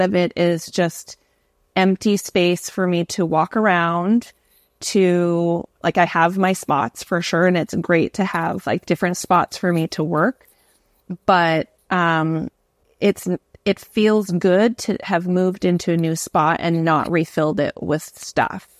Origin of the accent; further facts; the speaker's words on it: Canada; moved away as an adult; also born or lived in New York City, United States / Singapore; now in Hawaii, United States; So I'm from Canada. I've moved to New York City and taught there. Then I moved to Singapore. Now I live in Hawaii